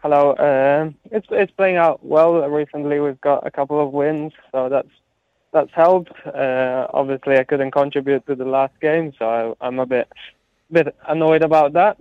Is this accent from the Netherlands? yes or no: no; Italy; moved away; growing up in Italy, uh, all my friends and family, most of my family live in Italy, so I feel um, I feel very Italian